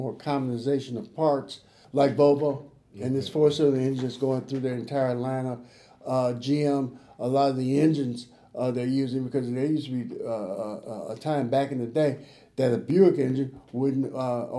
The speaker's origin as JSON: {"language": "English", "town": "Chicago", "region": "Illinois", "country": "United States", "tie": "born or raised there", "said": "I grew up in Chicago"}